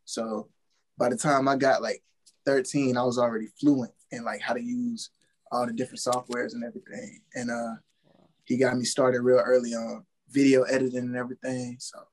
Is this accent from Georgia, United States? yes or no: yes; Atlanta, Georgia, United States; also born or lived in Chicago; now in Augusta, United States; I'm from Atlanta originally.